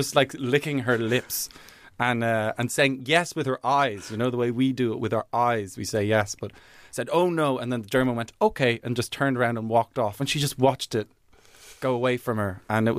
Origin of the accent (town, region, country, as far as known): Ireland; born or raised there; also born or lived in England